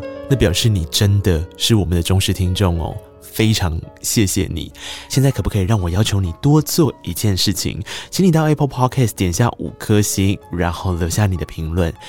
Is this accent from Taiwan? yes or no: yes; Tainan, Taiwan; 因为我也是个台南人嘛